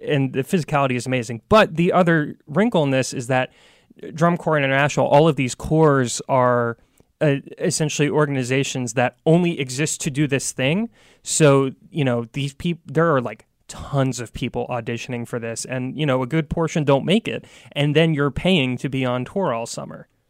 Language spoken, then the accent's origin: English; Virginia Beach, Virginia, United States; I'm from Virginia Beach